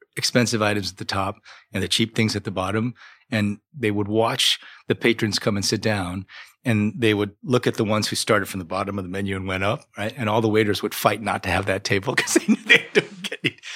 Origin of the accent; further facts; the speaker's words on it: Iowa, United States; moved away; also born or lived in Dallas, Texas; I grew up in a small town in Iowa